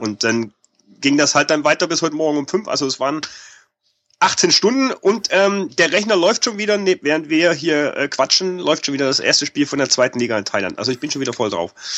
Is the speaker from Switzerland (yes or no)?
no; Germany; als Deutscher